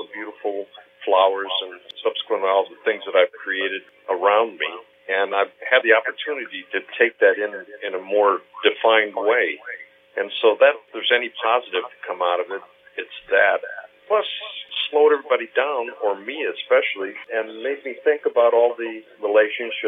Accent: Portage, Indiana, United States; also born or lived in Hamburg, Germany / Gary, Indiana; I was born in Hamburg, Germany. My parents and I emigrated to the States, ended up in Gary, Indiana, where I spent a few years growing up, and then we filtered out to Portage, Indiana, where I ended up going to high school

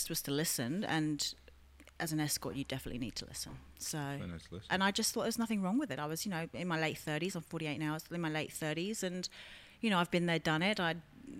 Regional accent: London, United Kingdom; moved away as an adult; now in Australia; I grew up in London, in Wimbledon.

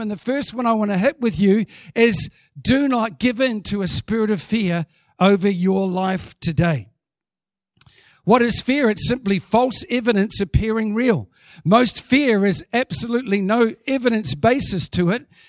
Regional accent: New Zealand; as a Kiwi

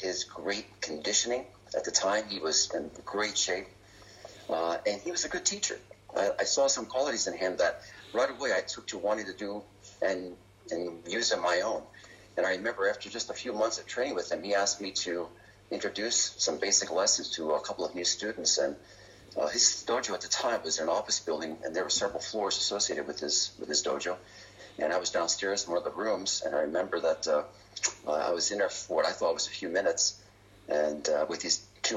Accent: Reading, Pennsylvania, United States; my hometown of Reading, Pennsylvania

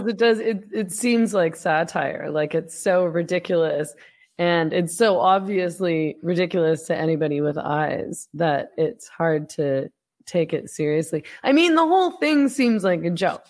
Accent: Vancouver, British Columbia, Canada; accent: Canadian; moved away as an adult; now in Mexico; I'm from Vancouver, and so every time I would, I'm, I don't live in Canada anymore, I ran away to Mexico

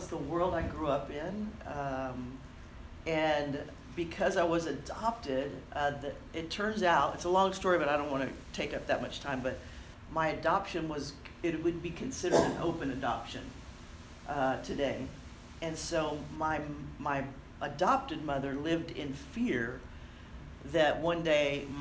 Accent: Corpus Christi, Texas, United States; I was born and raised deep, about as far deep as you can go in the South. Without going to Mexico. I grew up in Corpus Christi, Texas

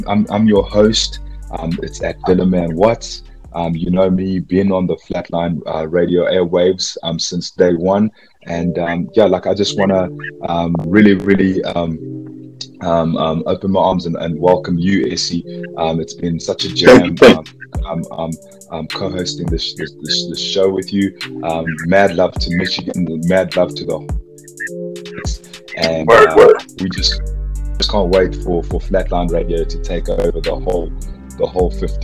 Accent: Soweto, Gauteng, South Africa; my hometown. We need to have people shutting down Vilakazi Street in Soweto

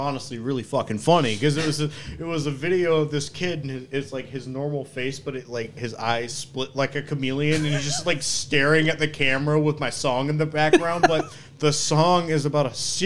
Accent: North Carolina, United States; now in Rochester, United States; I'm from North Carolina

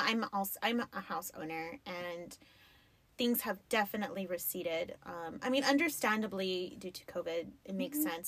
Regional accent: El Paso, Texas, United States; I grew up in the Lower Valley. That shit's not fancy

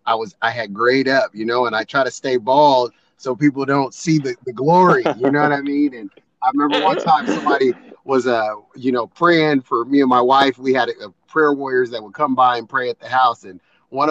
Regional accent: Seattle, Washington, United States; My wife and I are both born and raised in Seattle, not imports like most

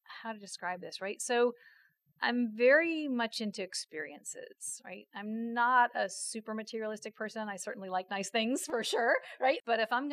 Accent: Washington, District of Columbia, United States; moved away; I grew up in Washington, D.C.

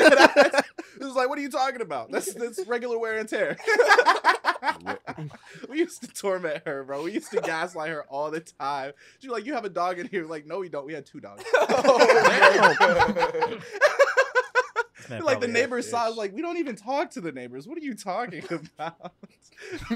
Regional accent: Arizona, United States; I am from Arizona.

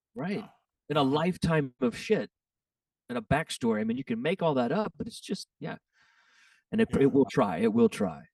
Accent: Texas, United States; I'm from Texas

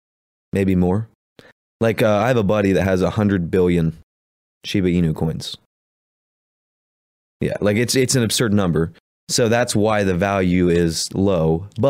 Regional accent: Appalachia, United States; accent: Appalachian; We're from Appalachia, so we say world weird.

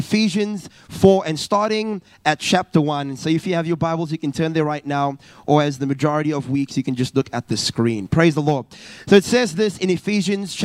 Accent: South Africa; moved away as an adult; now in Perth, Australia; originally I'm from South Africa

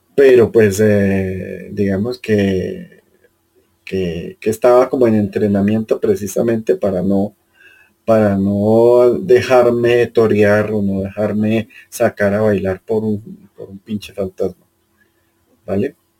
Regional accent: Caribbean Region, Colombia; now in Bogotá, Colombia; yo en cambio vengo del Caribe que, es, que es, casi que lo opuesto

